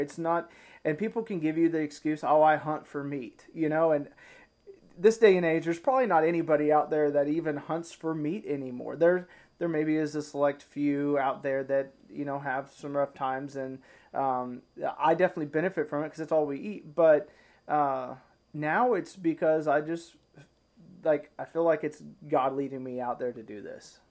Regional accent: Arkansas, United States; also born or lived in Ozarks; now in Missouri, United States; I'm from Arkansas originally, and now I live just over the line in Missouri.

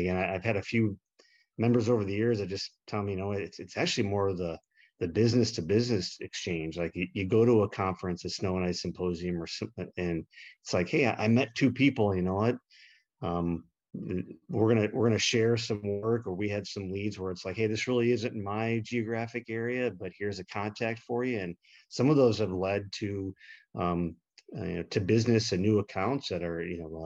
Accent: Milwaukee, Wisconsin, United States; my hometown, Milwaukee

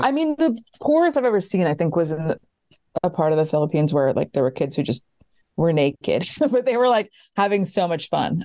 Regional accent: White Plains, New York, United States; moved away; I grew up in White Plains and I always knew that I didn't want to be in New York.

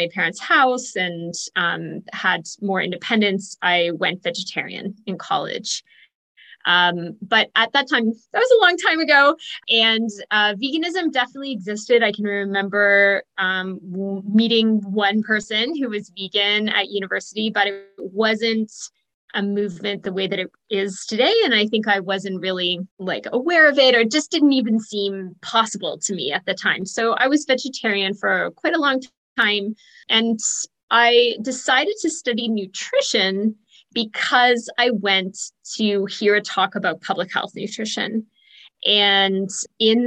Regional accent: Ontario, Canada; also born or lived in Toronto area / Belleville area; I am from Ontario, Canada. I grew up in around the Toronto area and then moved to the Belleville area.

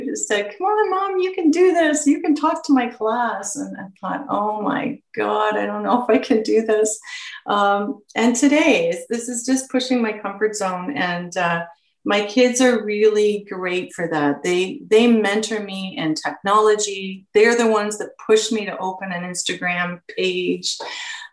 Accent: Peterborough, Ontario, Canada; I was born and raised in Peterborough, and I went to Adam Scott Collegiate.

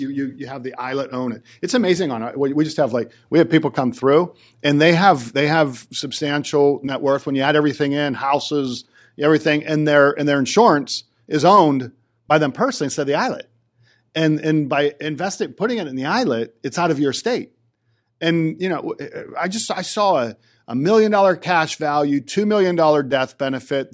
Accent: Johnstown, United States; I'm from Johnstown

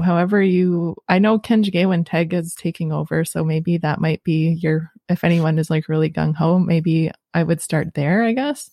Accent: Sudbury, Ontario, Canada; now in Rama, Canada; me growing up in Sudbury

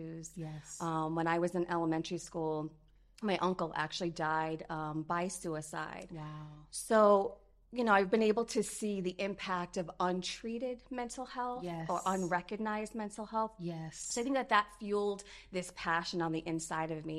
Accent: Fall River, Massachusetts, United States; moved away as an adult; now in Central Florida, United States; We are originally from Fall River, Massachusetts.

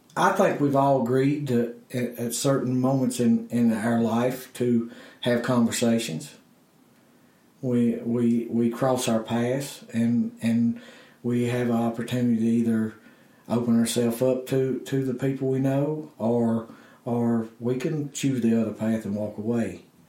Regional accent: Blue Ridge Mountains of Virginia, United States; I'm a hillbilly from the Blue Ridge Mountains of Virginia

